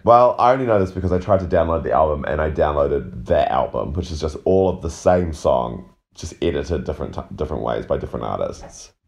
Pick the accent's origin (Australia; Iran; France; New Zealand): New Zealand; being a New Zealander